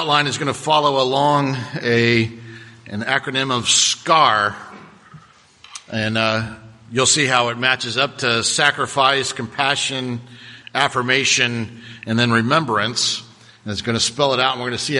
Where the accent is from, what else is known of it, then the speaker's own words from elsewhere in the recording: Cocoa Beach, Florida, United States; growing up in Cocoa Beach